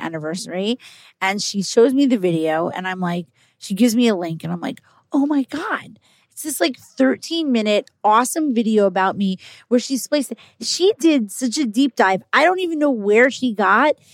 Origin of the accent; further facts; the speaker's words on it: New York, United States; I'm a New Yorker. I live in New York.